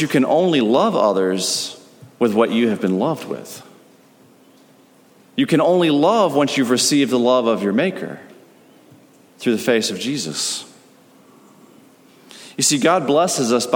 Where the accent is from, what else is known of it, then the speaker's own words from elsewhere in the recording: United States; As an American